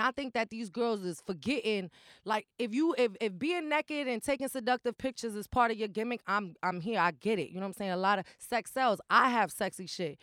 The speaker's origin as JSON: {"language": "English", "town": "New York City", "region": "New York", "country": "United States", "tie": "born or raised there", "also_born_or_lived": "Kingsbridge, Bronx", "said": "I was raised in the projects or whatever. So Patterson is, like, my home"}